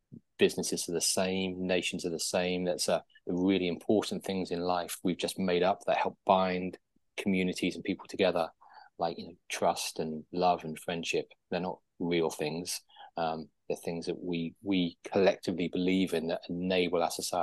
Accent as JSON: {"language": "English", "country": "Guernsey", "tie": "born or raised there", "said": "I was born and raised in Guernsey, which is an island in the English Channel"}